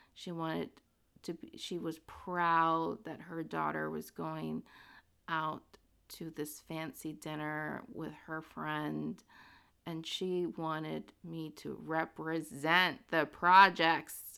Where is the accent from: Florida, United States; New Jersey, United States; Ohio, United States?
New Jersey, United States; Princeton; I was born in Princeton, New Jersey to immigrant parents. My parents came from Guatemala and they settled in Princeton and I went to elementary school in Princeton